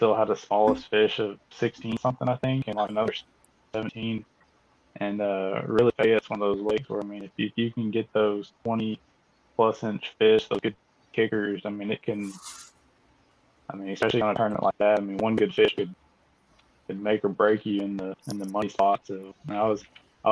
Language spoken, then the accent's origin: English; Conroe, Texas, United States; I'm from Conroe, Texas